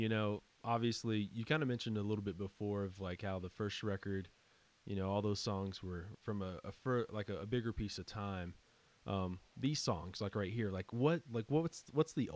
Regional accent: West Texas, United States; I grew up here in West Texas

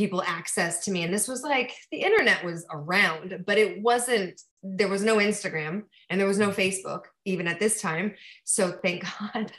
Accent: east of Los Angeles, Southern California, United States; I'm from Southern California, but I was from a, you know, not Los Angeles, like way east of Los Angeles, in a more like, it's not so rural anymore

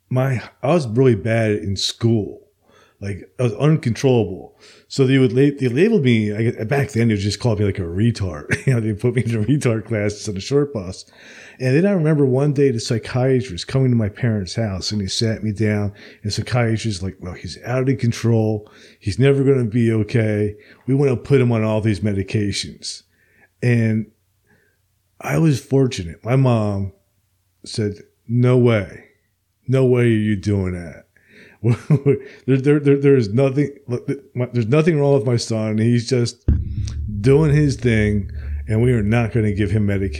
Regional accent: Princeton, New Jersey, United States; growing up where I grew up in Princeton

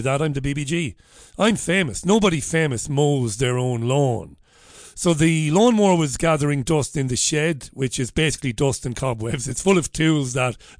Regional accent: Ireland; now in United Kingdom; I'm an Irishman

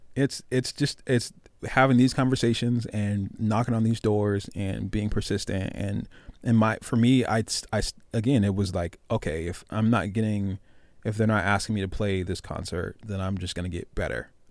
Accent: Tacoma, Washington, United States; I'm from the heart of Tacoma. I'm from Hilltop.

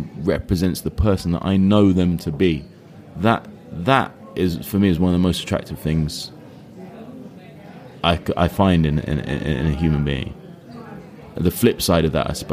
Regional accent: United Kingdom; I'm British.

